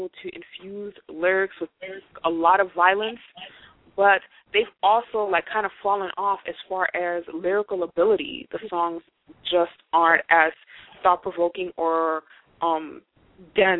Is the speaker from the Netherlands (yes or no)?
no; Haiti; English is a second language; moved away; as a child in Haiti, I didn't speak English